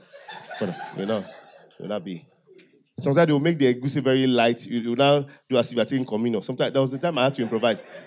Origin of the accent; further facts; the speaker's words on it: Delta Igbo side / Ondo, Nigeria; I'm an half-caste. I'm partly Ondo, partly Delta. I speak Yoruba very well. I speak Igbo very well